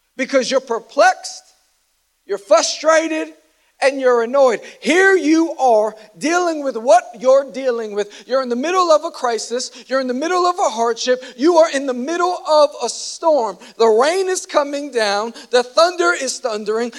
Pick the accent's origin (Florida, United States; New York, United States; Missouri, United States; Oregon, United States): New York, United States; New York City; I'm from Queens